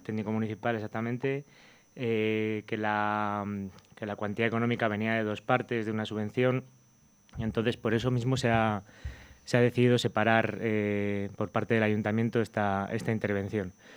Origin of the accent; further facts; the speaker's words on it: Burgos, Castile and León, Spain; soy de Burgos